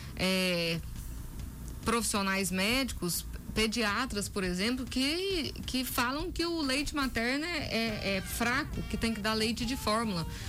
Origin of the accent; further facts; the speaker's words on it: Brazil; sou nascida e criada aqui em Umas